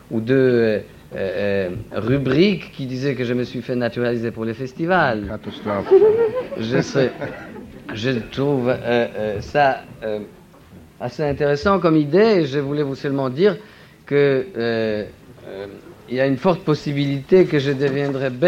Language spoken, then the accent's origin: French; Paris, Île-de-France, France; born there; J'ai une résidence en France depuis 15 ans, je suis né à Paris, euh, j'ai euh, signalé l'intention de ma naturalisation il y a cinq ans.